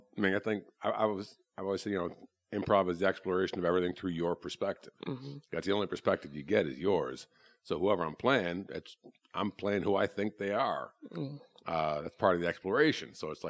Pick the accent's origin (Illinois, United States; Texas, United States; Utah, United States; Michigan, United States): Illinois, United States; Chicago; I'm from Chicago originally.